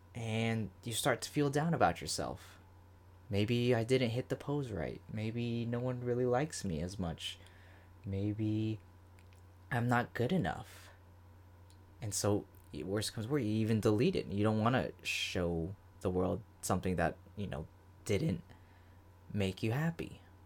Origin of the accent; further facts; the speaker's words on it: Florida, United States; I'm from Florida